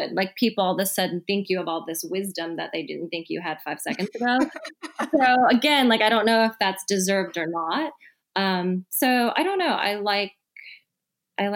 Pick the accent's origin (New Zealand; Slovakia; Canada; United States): United States; Midwest; now in San Francisco, United States; I'm from the Midwest